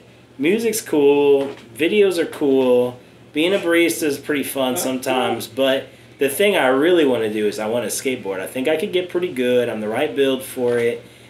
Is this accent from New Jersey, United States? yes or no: no; Lincoln, Nebraska, United States; I'm from Lincoln.